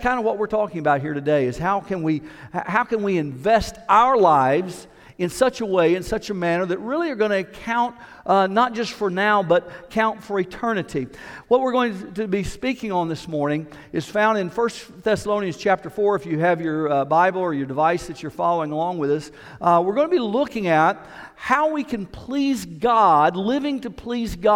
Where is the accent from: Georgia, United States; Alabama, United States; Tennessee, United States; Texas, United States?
Tennessee, United States; Knoxville; I grew up in Knoxville